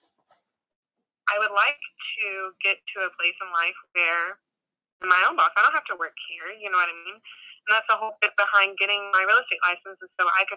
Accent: Dallas, Texas, United States; now in near Austin, United States; I'm originally from Dallas.

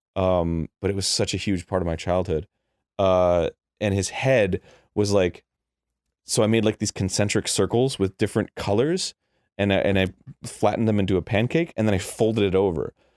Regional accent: Florida, United States; also born or lived in New Hampshire; I grew up in Florida

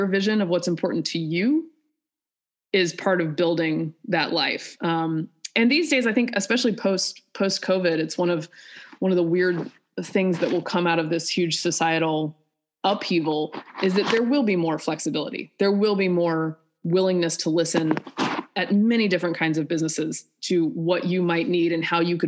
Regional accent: North Carolina, United States; also born or lived in Georgia; I'm from North Carolina, you know, went to school in Georgia

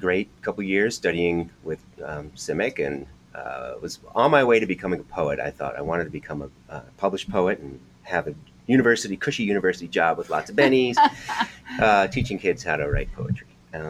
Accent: Oyster Bay, New York, United States; moved away as an adult; now in New Hampshire, United States; I'm from Long Island, New York, originally. I was born in Oyster Bay, raised in Oyster Bay anyway.

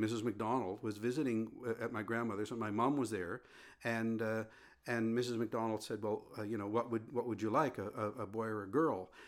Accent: Sherbrooke, Nova Scotia, Canada; I was born in Sherbrooke

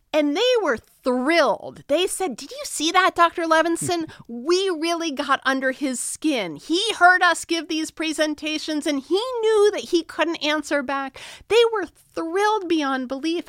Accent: Massachusetts, United States; I'm from Massachusetts, so we are progressive.

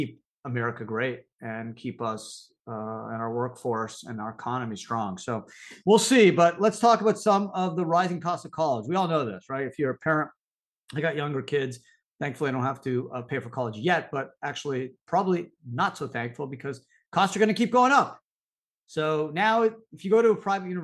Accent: Canada; moved away as an adult; now in United States; I grew up in Canada

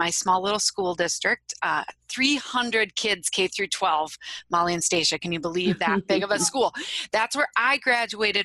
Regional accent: Wisconsin, United States; I am from Wisconsin. You might be able to tell that from my accent

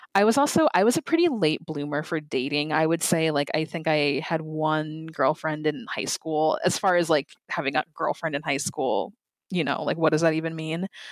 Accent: Lakeville, Minnesota, United States; I grew up in Lakeville, Minnesota, which it's very, like, white

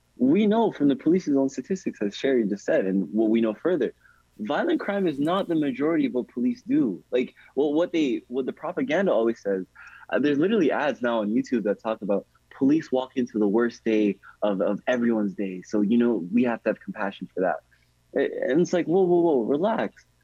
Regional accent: Toronto, Ontario, Canada; I'm from Rexdale, I'm from the west side of Toronto.

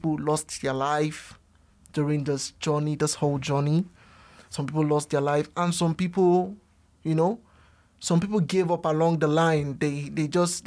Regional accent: Nigeria; moved away as an adult; also born or lived in Ukraine; now in Luxembourg; I'm from Nigerian originally, and I had a desire to travel out to study.

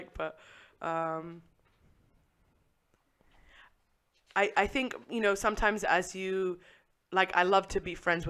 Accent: England, United Kingdom; I'm from England

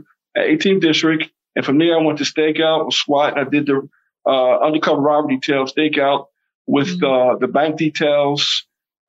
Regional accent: Philadelphia, Pennsylvania, United States; I grew up in South Philadelphia

